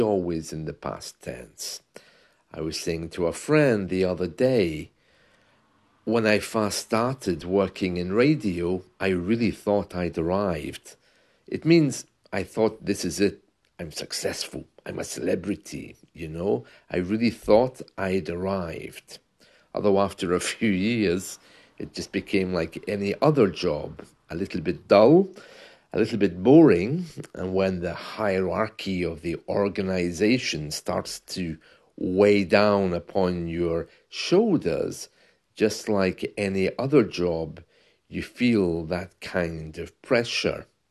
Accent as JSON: {"language": "English", "region": "London", "country": "United Kingdom", "tie": "born or raised there", "first_language": "English", "said": "I was uh, raised in England, okay, in London"}